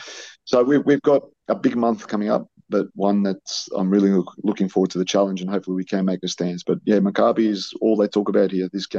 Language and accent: English; Melbourne, Victoria, Australia; born there; I might be a Melbournean. I was born in Melbourne, but all my sons, all four of them were born in South Australia, in Adelaide.